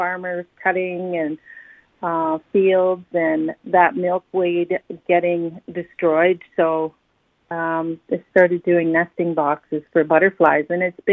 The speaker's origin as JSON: {"language": "English", "town": "Alderville", "region": "Ontario", "country": "Canada", "said": "I'm from Alderville"}